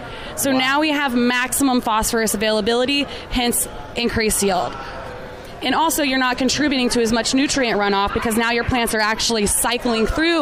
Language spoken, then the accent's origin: English; Florida, United States; moved away as an adult; now in Oregon, United States; it's really neat to be back in Florida. I'm from Florida